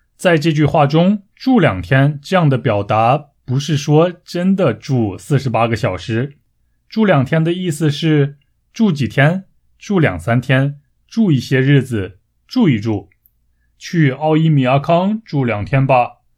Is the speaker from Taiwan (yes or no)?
no; Taiyuan, Shanxi, China; 在我的家乡山西省太原市